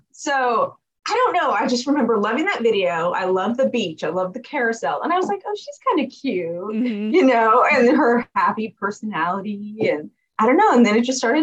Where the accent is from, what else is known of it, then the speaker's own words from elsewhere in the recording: California, United States; Been here my whole life.